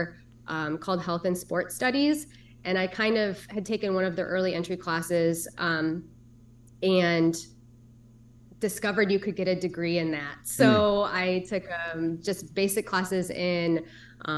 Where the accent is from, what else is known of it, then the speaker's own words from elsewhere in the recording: Cedar Rapids, Iowa, United States; I grew up in Cedar Rapids, Iowa